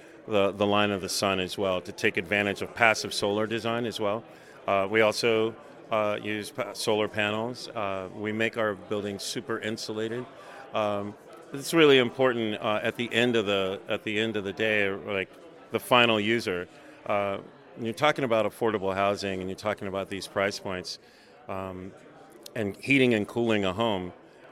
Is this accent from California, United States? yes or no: no; Virginia, United States; moved away; also born or lived in Louisiana / Salt Lake City, Utah; I grew up in Virginia.